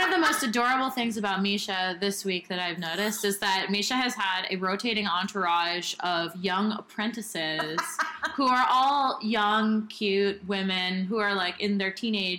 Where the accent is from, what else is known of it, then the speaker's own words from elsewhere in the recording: Seattle, Washington, United States; now in Berlin, Germany; I'm originally from Seattle, and all of my... I'm, like, in the burner community there